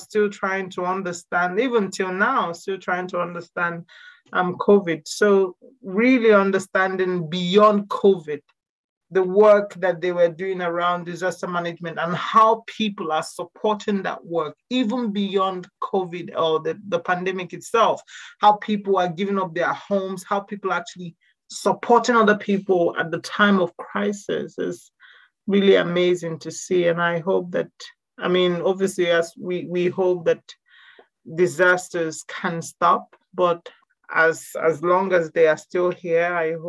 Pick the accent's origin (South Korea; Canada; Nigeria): Nigeria; now in Scotland, United Kingdom; as an Igbo person and also as a Nigerian